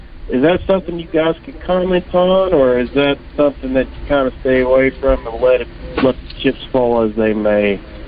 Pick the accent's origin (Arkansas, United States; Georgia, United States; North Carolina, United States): Arkansas, United States; Mountain Pine; I grew up in Mountain Pine